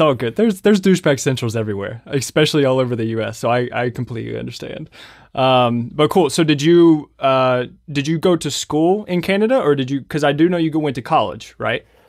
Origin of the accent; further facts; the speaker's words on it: Lexington, Kentucky, United States; So I'm from Lexington, Kentucky